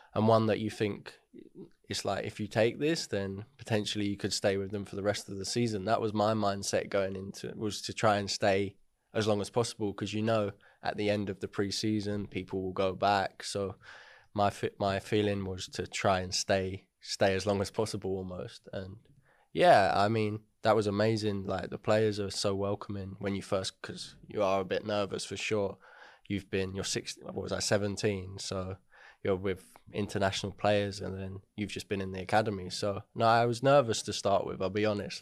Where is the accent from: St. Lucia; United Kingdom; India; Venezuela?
United Kingdom; Hertford, East of England; also born or lived in Welwyn Garden City; I was born in Welling, grew up in, like, Hartford sort of area.